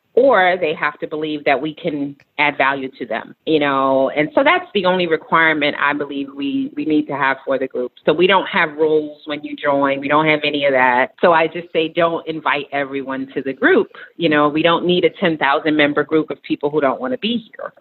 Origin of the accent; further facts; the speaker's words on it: New York City, New York, United States; moved away as an adult; also born or lived in Nairobi, Kenya; I am a New York City girl, so I grew up in New York City, Queens, New York